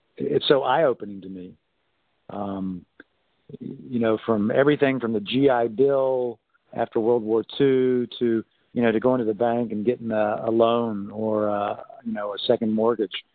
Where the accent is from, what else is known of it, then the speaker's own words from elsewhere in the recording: North Carolina, United States; I was raised in North Carolina